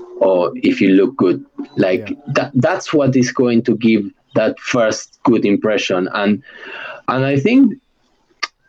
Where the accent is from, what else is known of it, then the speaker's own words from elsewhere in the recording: Argentina; accent: Argentinian; English is a second language; moved away; anybody who knows an Argentinian will say, yeah, he is Argentinian. Not because I can, because of my accent